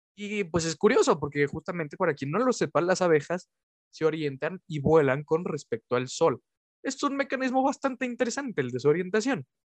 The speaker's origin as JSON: {"language": "Spanish", "town": "Orizaba", "region": "Veracruz", "country": "Mexico", "tie": "born or raised there", "moved": "yes", "said": "cuando era pequeño, yo vivía en Orizaba"}